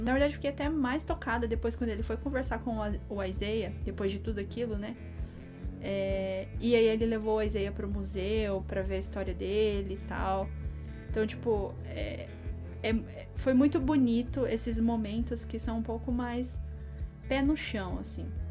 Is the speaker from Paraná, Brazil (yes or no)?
yes; interior of Paraná, Brazil; A gente é do interior do Paraná